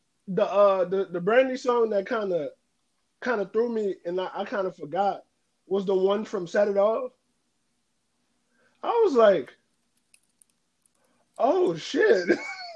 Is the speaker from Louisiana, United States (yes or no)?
yes; New Orleans, Louisiana, United States; I'm from New Orleans